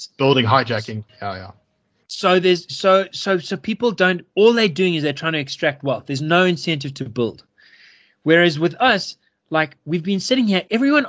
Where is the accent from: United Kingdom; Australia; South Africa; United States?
South Africa; Yeoville, Gauteng; I come from Yeovil, this inner city suburb which is really not a good suburb.